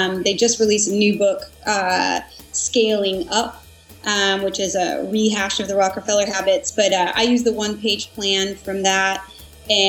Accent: Portland, United States; I'm originally from Portland and living here

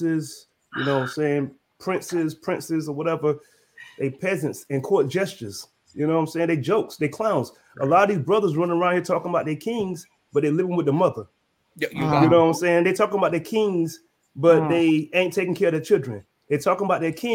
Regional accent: North Carolina, United States; I'm from North Carolina

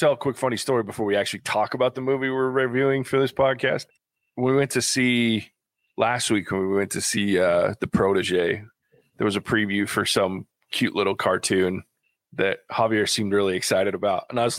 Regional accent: East Coast, United States; because I grew up in the East Coast

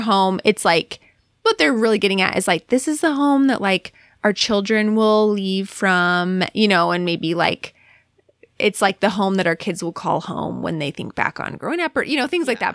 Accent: Alaska, United States; moved away; also born or lived in Cleveland / Utah; growing up in Alaska

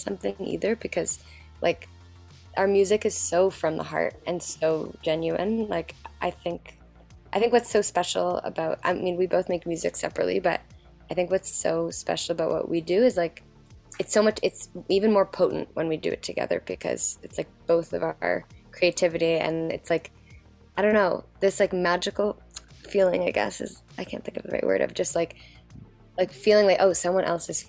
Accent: Toronto, Ontario, Canada; We're both from Toronto.

